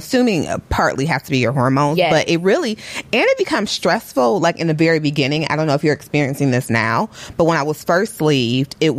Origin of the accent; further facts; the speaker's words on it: Detroit, Michigan, United States; now in New York, United States; I'm also from Detroit, but I currently live in New York